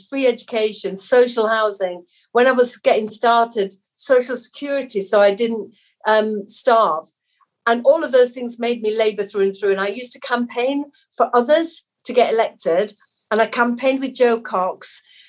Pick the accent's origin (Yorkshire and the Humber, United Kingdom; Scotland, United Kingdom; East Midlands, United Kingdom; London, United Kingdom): Yorkshire and the Humber, United Kingdom; Batley; I grew up in Batley in a council flat with my mum, my dad and my sister